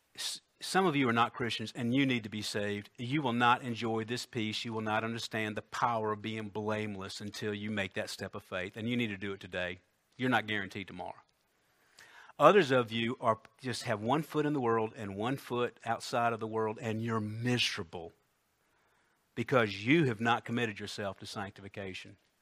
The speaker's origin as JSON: {"language": "English", "town": "Columbia", "country": "United States", "tie": "born or raised there", "said": "I think I was ten, uh, it was our old house on Kilburn Road in Columbia"}